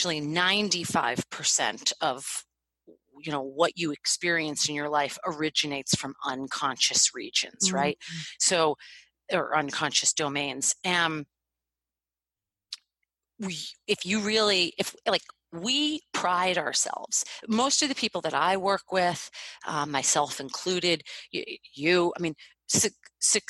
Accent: United States; I was born in America

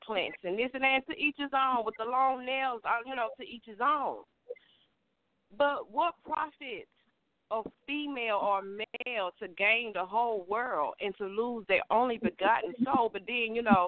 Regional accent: Mobile, Alabama, United States; I'm from Mobile, Alabama

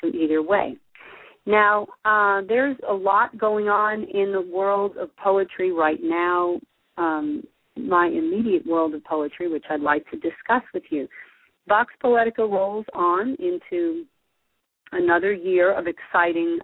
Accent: New Jersey, United States; I'm from New Jersey

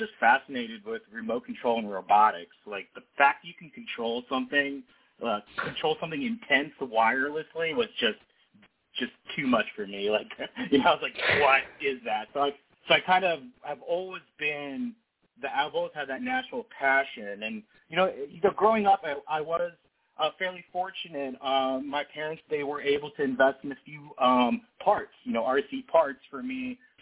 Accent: Ohio, United States; I'm born and raised in Ohio.

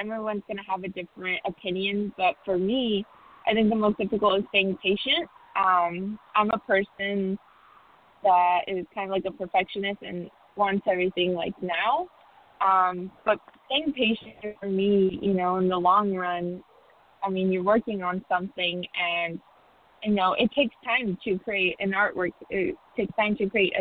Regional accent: Tucson, Arizona, United States; as a junior player, growing up in Tucson, Arizona

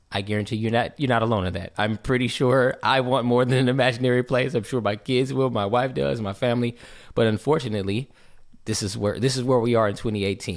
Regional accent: West Covina, California, United States; moved away as an adult; also born or lived in Ontario, California; now in Georgia, United States; growing up in West Covina, California and Ontario, California

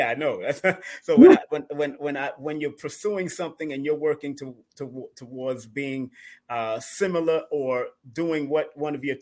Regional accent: New York City, New York, United States; The year I was born in Brooklyn, New York, at the Jewish Hospital on Prospect

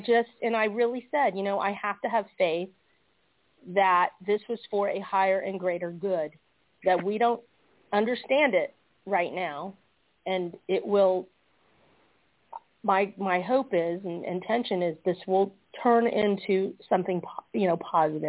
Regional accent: Georgia, United States; we're from Georgia

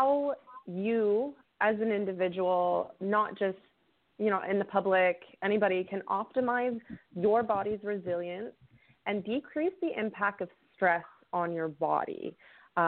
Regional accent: Canada; I actually live up in Canada

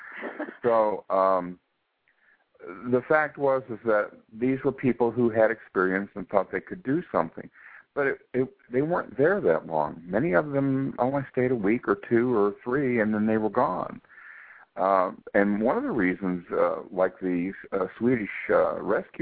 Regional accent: United States; I'm an American

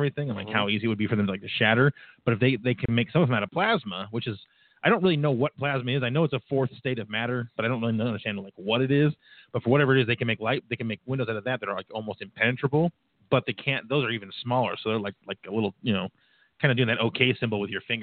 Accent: Reading, Pennsylvania, United States; downtown Reading, my hometown

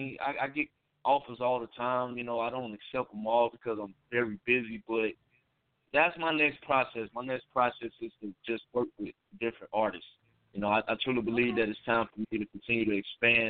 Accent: Chicago, Illinois, United States; I'm from Chicago where the scene is very diverse

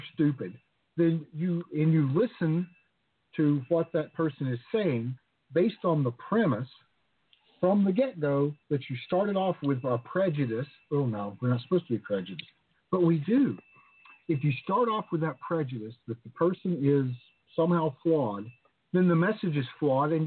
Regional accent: the South, United States; moved away; also born or lived in the islands; I grew up in the South

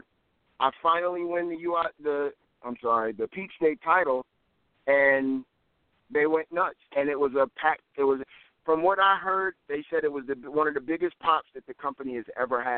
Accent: New Jersey, United States; also born or lived in Warner Robins, Georgia; now in Georgia, United States; I'm originally from New Jersey

